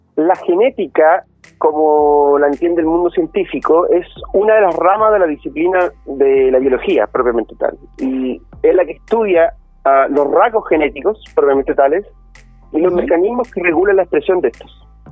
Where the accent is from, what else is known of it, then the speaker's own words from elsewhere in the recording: Concepción, Biobío, Chile; yo no me siento chileno, si tú me preguntas a mí, como concepto eh, amplio de la palabra, sino que yo soy un penquista